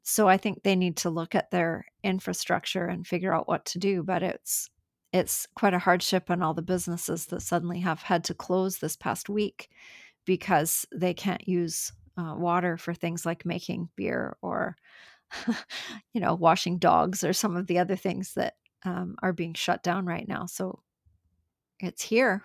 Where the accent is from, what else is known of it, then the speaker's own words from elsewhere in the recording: Canada; I'm from Canada